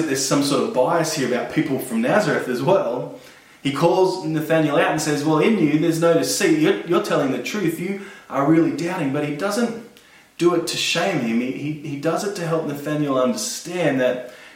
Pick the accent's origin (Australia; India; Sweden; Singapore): Australia; Blacktown, New South Wales; I'm from Blacktown.